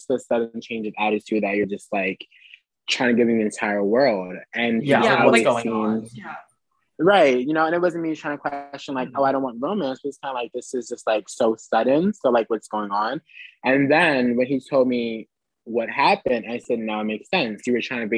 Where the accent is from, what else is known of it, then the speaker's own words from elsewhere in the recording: New Jersey, United States; moved away as an adult; now in Philadelphia, United States; we're from Jersey, but go to school in Philly. So like we live in Philly.